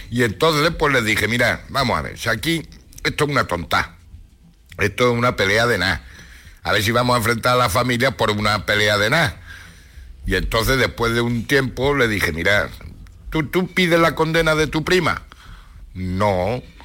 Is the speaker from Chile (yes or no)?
no; Ciudad Real, Castilla-La Mancha, Spain; now in Granada, Spain; en Ciudad Real